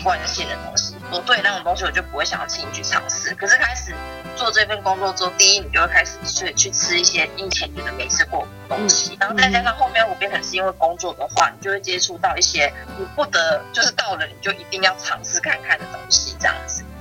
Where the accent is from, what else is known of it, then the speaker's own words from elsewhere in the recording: Taichung, Taiwan; moved away as an adult; also born or lived in Kaohsiung; 其实我，我不是高雄人，嗯哼。就是我一直从小到大都是在台中长大的